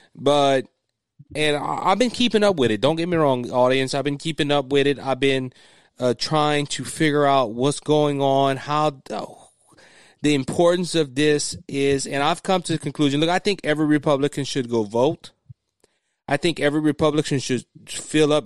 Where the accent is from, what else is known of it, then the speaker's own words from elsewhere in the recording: Cajun, Louisiana, United States; being a Christian conservative and being Cajun